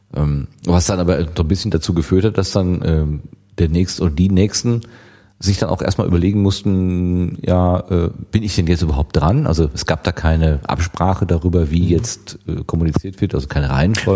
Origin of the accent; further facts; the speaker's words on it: Germany; wir sind Deutscher